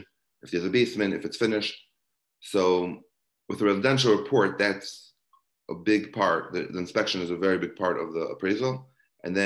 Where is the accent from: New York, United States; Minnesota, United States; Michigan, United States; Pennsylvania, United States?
New York, United States; New York City; I grew up in Brooklyn, New York